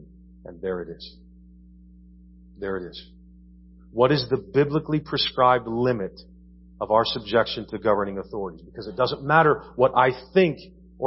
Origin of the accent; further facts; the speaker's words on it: United States